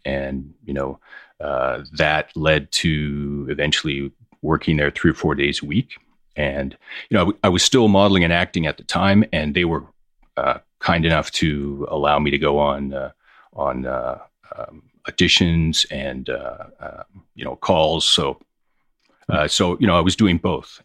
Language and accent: English; Hamilton, Ontario, Canada; moved away as an adult; also born or lived in Toronto; now in New York, United States; I grew up in Hamilton, Ontario. I moved to New York in nineteen ninety.